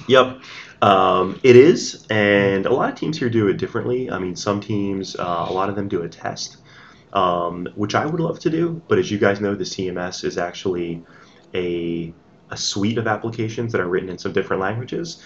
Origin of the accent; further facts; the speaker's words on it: New Jersey, United States; I grew up in New Jersey mm-hmm. all my life